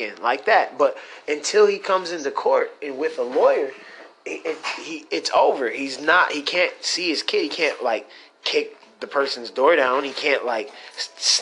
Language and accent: English; Michigan, United States; I'm from Michigan